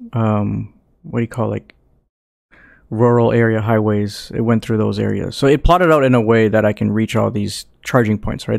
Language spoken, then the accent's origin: English; Canada; we're Canadian